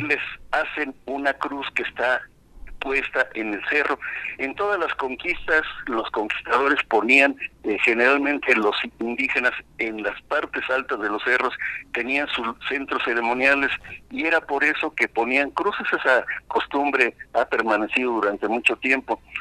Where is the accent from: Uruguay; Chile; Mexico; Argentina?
Mexico; Querétaro; Somos afortunados los queretanos en tener tanta historia